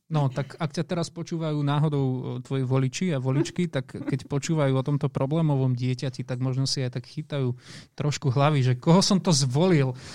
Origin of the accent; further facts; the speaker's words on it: Žilina, Žilina Region, Slovakia; now in Bratislava, Slovakia; Obaja pochádzame zo Žiliny a presťahovali sme sa potom do Bratislavy.